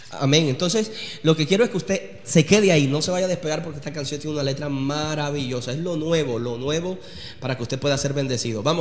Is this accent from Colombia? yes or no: yes; Colombia; Y yo soy colombiano también.